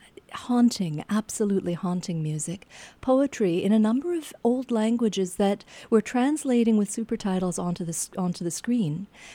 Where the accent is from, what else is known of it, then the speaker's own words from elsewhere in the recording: Canada; As a Canadian researching this